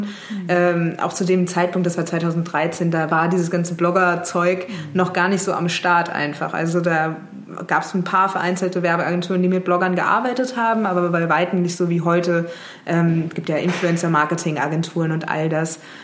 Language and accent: German; Mainz, Rhineland-Palatinate, Germany; moved away; ich komme ursprünglich aus Mainz, bin dann auch in Mainz geblieben